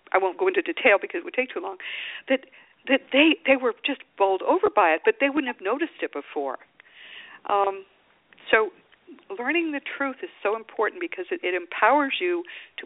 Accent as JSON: {"language": "English", "area": "the East", "region": "East Coast", "country": "United States", "moved": "yes", "lives_now": "Austin, United States", "said": "I'm from the East, and some of the houses are very old"}